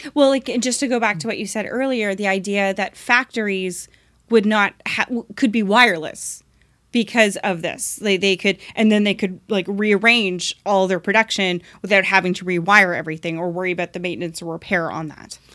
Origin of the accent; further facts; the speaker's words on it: Oshawa, Ontario, Canada; I'm from Oshawa.